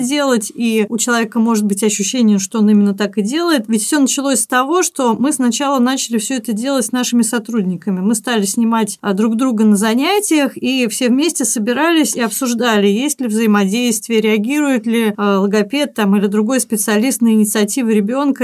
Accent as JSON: {"language": "Russian", "region": "Saint Petersburg", "country": "Russia", "tie": "born or raised there", "said": "мы вместе занимались в детстве в Театре юношеского творчества на Невском проспекте во Дворце пионеров"}